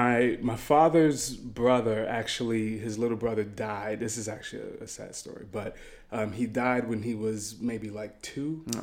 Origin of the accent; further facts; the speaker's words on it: Marietta, Georgia, United States; Marietta, Georgia, right outside.